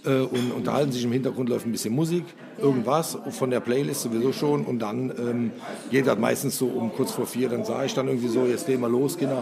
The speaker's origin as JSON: {"language": "German", "country": "Germany", "tie": "born or raised there", "moved": "yes", "said": "da, wo ich herkomme, von der Mosel, äh, meine Eltern 50 äh, Jahre lang ein Hotel gemacht haben, war Tanztee eigentlich gang und gäbe. Also ich bin mit Tanztee groß geworden"}